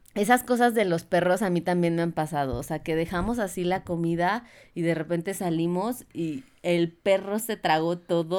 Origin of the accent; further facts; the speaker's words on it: Mexico; soy de México